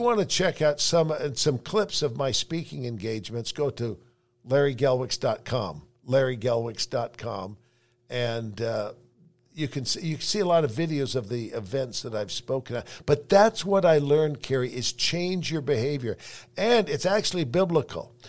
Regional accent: San Francisco, California, United States; now in Salt Lake City, United States; I grew up in San Francisco

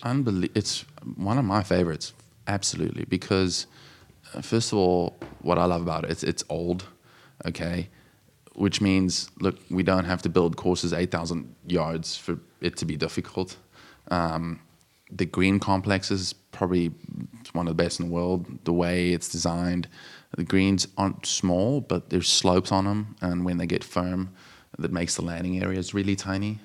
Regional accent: South Africa; moved away as an adult; also born or lived in Johannesburg, South Africa; now in Jupiter, United States; With being a small country, we're all, you know, p, very patriotic

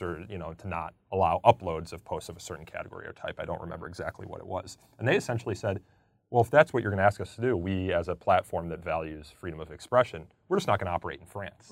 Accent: outside of Chicago, Illinois, United States; I'm from Illinois, outside of Chicago

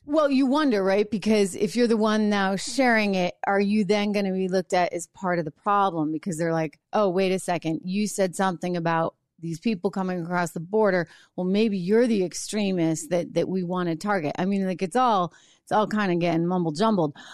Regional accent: New Hampshire, United States; I grew up in New Hampshire

